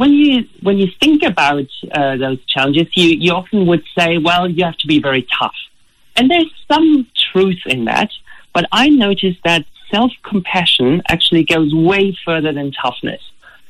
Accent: Germany; English is a second language; now in Australia; As you can hear from my accent, originally I'm not Australian. I come from Germany.

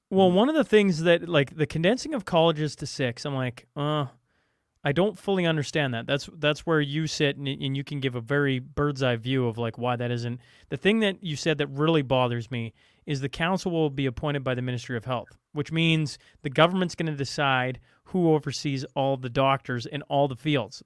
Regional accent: Alberta, Canada; I'm talking about my hometown. I'm talking about the two biggest cities in, in, uh, in Alberta

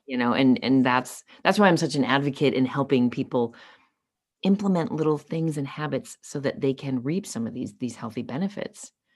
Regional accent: Los Angeles, California, United States; grew up, uh, born and raised in Los Angeles

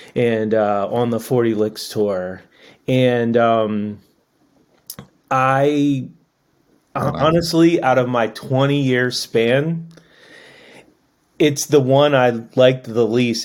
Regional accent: Annapolis, Maryland, United States; I grew up in Annapolis

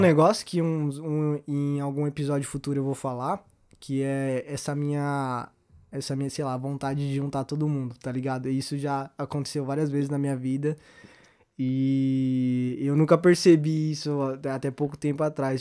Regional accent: Osasco, São Paulo, Brazil; O Ribeiro é uma é a escola onde a gente estudou aqui em Osasco

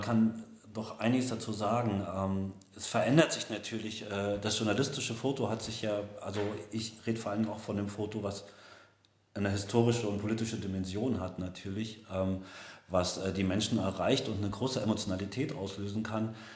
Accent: former East Germany, Germany; meine Heimat äh, in den Bildern von Josef Sudik viel eher als in der ehemaligen DDR

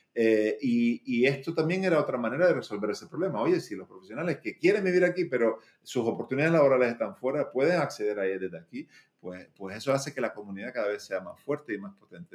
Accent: Canary Islands, Spain; moved away; yo soy eh, de las Islas Canarias, de España, eh, pero tuve la suerte también de vivir muchos años fuera y de decidir volver, ¿no? Porque tenía muchas otras opciones profesionales para estar en otros sitios, pero, pero me tiraba mucho volver a, a, mi, a mi sitio de, nacimiento, a mi ciudad de, nacimiento.

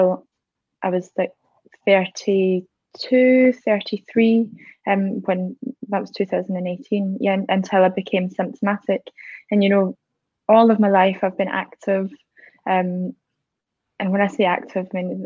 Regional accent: Scotland, United Kingdom; now in High Wycombe, United Kingdom; I'm originally from Scotland, but living down in High Wycombe at the minute

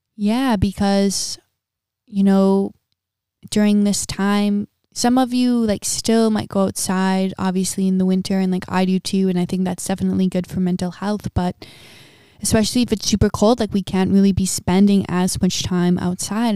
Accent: Midwest, United States; moved away as an adult; also born or lived in Big Island, Hawaii; now in Big Island of Hawaii, United States; born and raised in a middle class family, um, in a small town in the Midwest

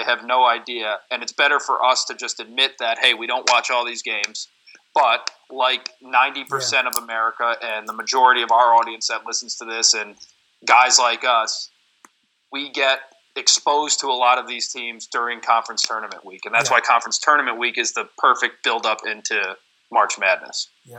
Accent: Troy, New York, United States; we're both from Troy.

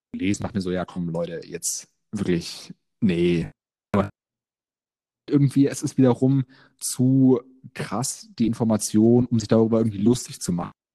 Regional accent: near Frankfurt, Hesse, Germany; Ich komme ähm, aus Hessen, äh, in der Nähe von Frankfurt

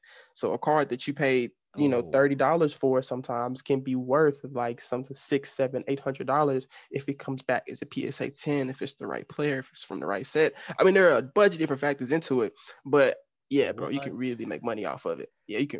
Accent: Dallas, Texas, United States; I saw him play like because I'm from Dallas.

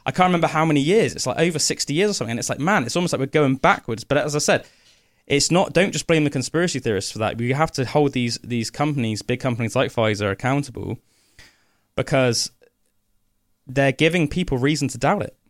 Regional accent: Somerset, South West England, United Kingdom; my little Somerset brain

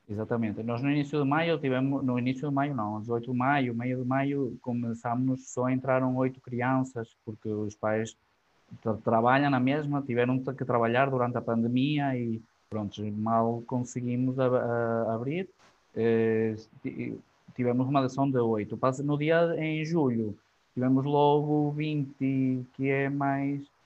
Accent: Argoncilho, Aveiro District, Portugal; Eu sou de Argoncilho

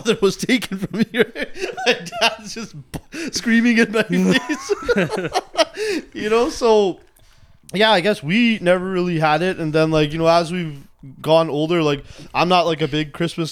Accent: Richmond, British Columbia, Canada; I grew up in Richmond

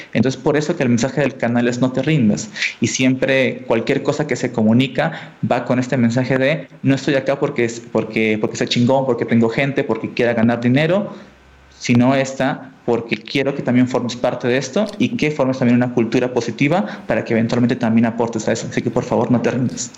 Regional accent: Tacna, Peru; yo soy peruano eh, y estudié en, eh, y no soy de la capital, sino de una ciudad muy chiquita al sur de Perú, en frontera con Chile, que se llama Tacna

